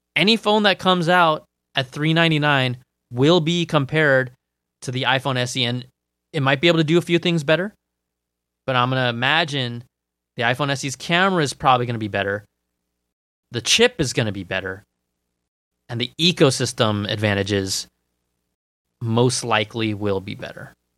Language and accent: English; Cupertino, California, United States; also born or lived in Sunnyvale; I grew up in Cupertino, um, Sunnyvale, and then Cupertino